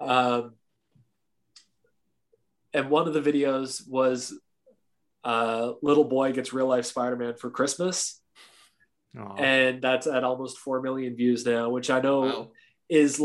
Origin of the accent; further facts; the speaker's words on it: Canada; me being a generous, kind Canadian